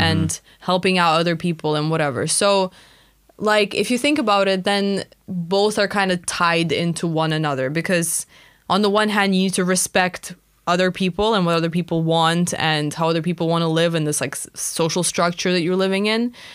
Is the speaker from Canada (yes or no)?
no; Russia; moved away; when I was growing up in Russia, it was just so normal to, like, know all of our neighbors